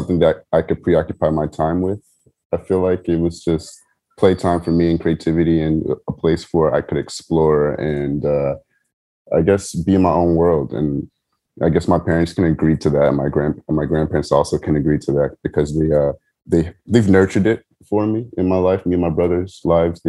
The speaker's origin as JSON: {"language": "English", "town": "San Diego", "region": "California", "country": "United States", "tie": "born or raised there", "said": "I grew up in San Diego, California"}